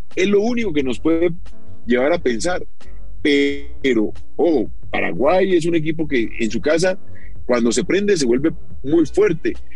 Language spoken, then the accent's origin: Spanish; Colombia; nosotros como colombianos